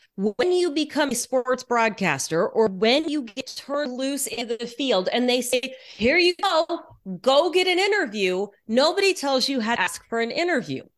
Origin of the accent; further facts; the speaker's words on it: Houston, Texas, United States; moved away as an adult; also born or lived in Dallas, Texas; now in Seattle, United States; I grew up mostly in Texas, in Houston